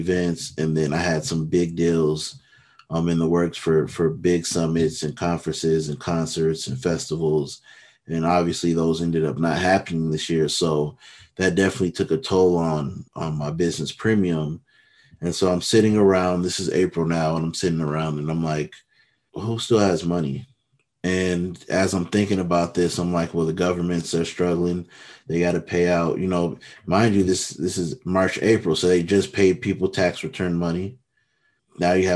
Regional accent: Minneapolis, Minnesota, United States; I'm from the Twin Cities, Minneapolis, to be specific. I've lived all over, but, grew up in Minneapolis.

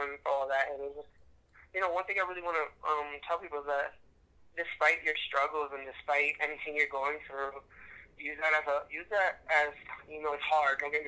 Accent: New York, United States; now in Connecticut, United States; I'm probably originally from New York, but unfortunately, I live in Connecticut

